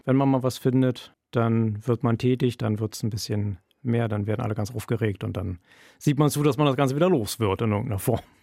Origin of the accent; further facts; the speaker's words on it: Berlin, Germany; moved away as an adult; now in Bremen, Germany; Ich komme aus Berlin ursprünglich